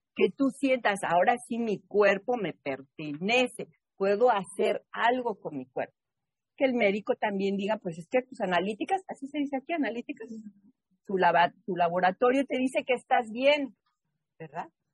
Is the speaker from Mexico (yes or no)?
yes; Mexico City, Mexico; also born or lived in New England; now in Boston, United States; yo nací en la Ciudad de México. En la Ciudad de México no hay cuerpos de agua, no hay lago, no hay río, no hay playa